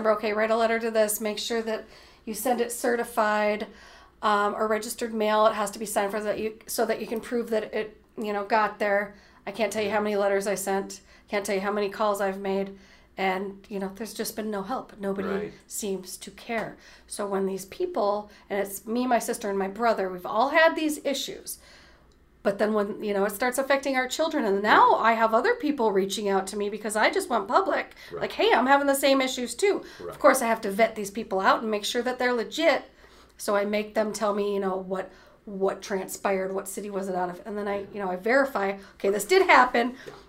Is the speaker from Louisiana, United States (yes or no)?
no; Cleveland, Ohio, United States; born there; on my passport, it states I was born in Cleveland.